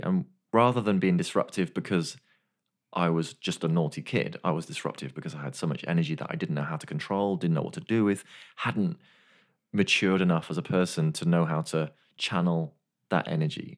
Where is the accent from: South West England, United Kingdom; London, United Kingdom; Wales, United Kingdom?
Wales, United Kingdom; Machynlleth; I was born in Wales, Machynlleth Hospital.